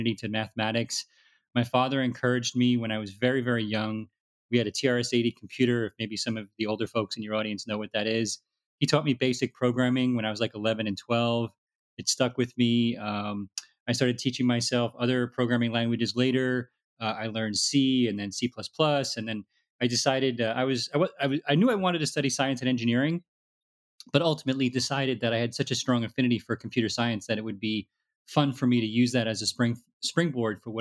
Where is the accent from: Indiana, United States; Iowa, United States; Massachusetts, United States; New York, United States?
New York, United States; New York City; I was born in the Bronx and immigrant family from Italy and kind of typical, like middle class family trying to make it out to the suburbs